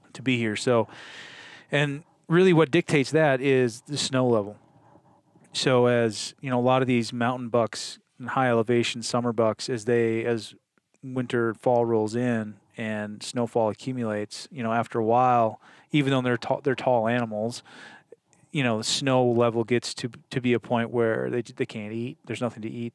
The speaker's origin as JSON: {"language": "English", "region": "Wisconsin", "country": "United States", "tie": "born or raised there", "moved": "yes", "said": "I grew up in Wisconsin"}